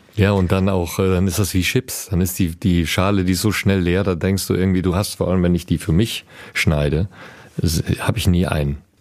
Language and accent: German; Düsseldorf, North Rhine-Westphalia, Germany; in Düsseldorf, wo ich herkomme